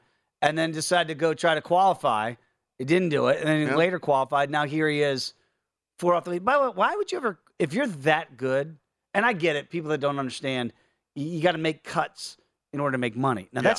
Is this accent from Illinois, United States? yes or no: yes; Chicago, Illinois, United States; moved away as an adult; I come from Chicago, moved out here about a year and a half ago.